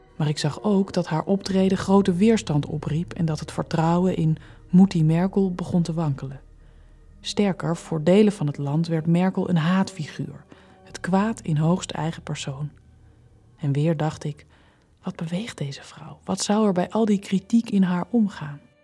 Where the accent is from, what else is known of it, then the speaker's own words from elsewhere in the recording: Germany; moved away; ik kom ook uit de DDR